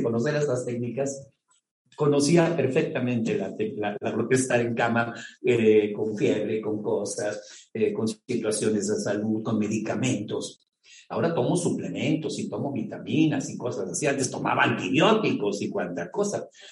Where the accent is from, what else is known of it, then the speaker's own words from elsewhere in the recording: Mexico; como mexicano